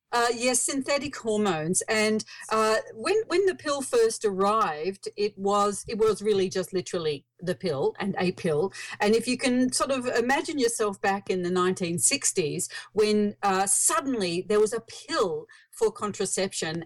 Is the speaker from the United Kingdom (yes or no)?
no; Australia; accent: Australian; I live in Australia. You might hear from my accent.